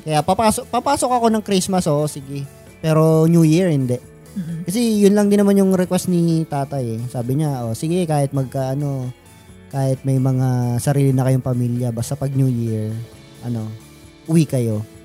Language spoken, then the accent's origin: Tagalog; Caloocan, Metro Manila, Philippines; sa amin sa Caloocan, uh, ah, do sa neighborhood namin